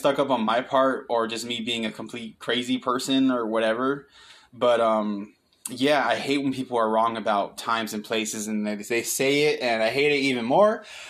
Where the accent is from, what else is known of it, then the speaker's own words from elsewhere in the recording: Pontiac, Michigan, United States; also born or lived in Waterford, Michigan / Lake Orion Township, Michigan / Auburn Hills, Michigan; now in Texas, United States; I'm from Michigan. I was born and raised there. I'm from Pontiac, Michigan